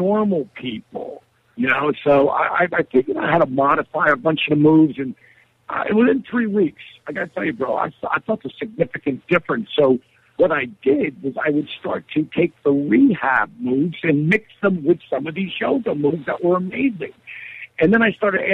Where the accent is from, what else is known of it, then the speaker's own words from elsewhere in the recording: Jersey Shore, New Jersey, United States; I'm from the Jersey Shore, and not the shore, you know, Snooki hangs out with. But, you know, I'm a local. I grew up there on the shore